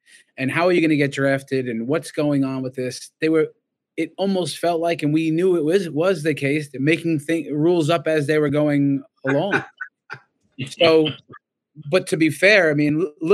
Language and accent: English; Brentwood, New York, United States; moved away as an adult; it's my hometown too